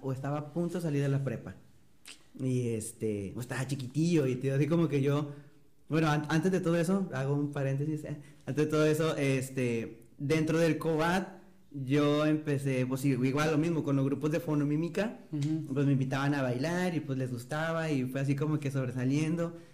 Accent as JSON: {"language": "Spanish", "town": "Matamoros", "region": "Tamaulipas", "country": "Mexico", "tie": "born or raised there", "also_born_or_lived": "Ciudad Victoria", "said": "yo nací en Matamoros, en Matamoros, me fui a vivir a Ciudad Victoria toda la secundaria y el primer año de prepa y luego regresé a Matamoros otra vez"}